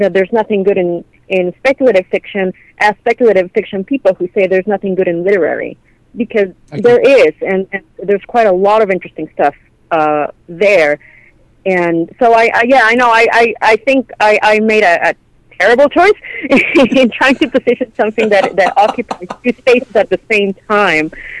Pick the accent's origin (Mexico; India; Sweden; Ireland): Mexico; moved away as an adult; now in Canada; I'm Mexican, right? And I grew up in Mexico. I didn't move to Canada until I was an adult